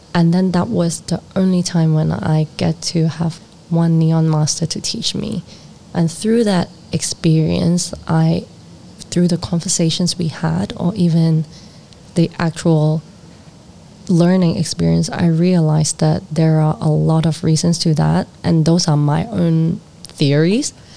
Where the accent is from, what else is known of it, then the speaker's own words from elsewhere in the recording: Hong Kong; also born or lived in Netherlands; my hometown where I got a lot of rejections